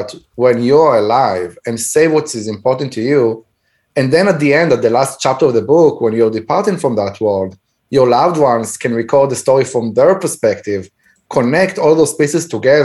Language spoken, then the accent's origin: English; Israel; moved away; When I grew up back in Israel, and I was in elementary school, we had 45 to 50 kids in one classroom